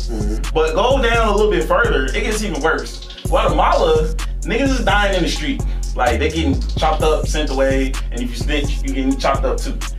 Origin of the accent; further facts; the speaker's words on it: United States; I'm an American. I'm an American Jamaican.